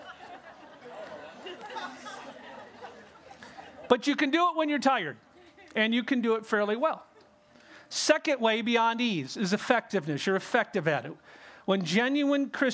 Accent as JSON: {"language": "English", "region": "California", "country": "United States", "tie": "born or raised there", "said": "I grew up in California"}